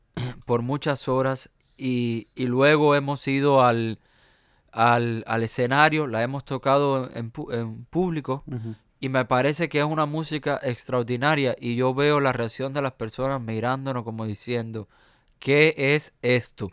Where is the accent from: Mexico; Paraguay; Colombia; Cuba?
Cuba; accent: Cuban American; also born or lived in United States; yo tengo un acento eh, mío cubano, americano